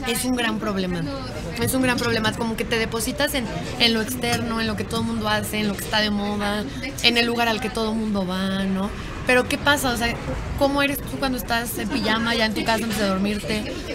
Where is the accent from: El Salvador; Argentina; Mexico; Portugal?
Mexico; somos tres de México